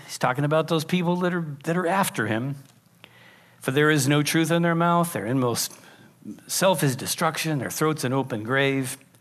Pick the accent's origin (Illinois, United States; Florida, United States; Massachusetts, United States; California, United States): California, United States; Pacific Grove; I grew up in Pacific Grove, which is why I'm a little weird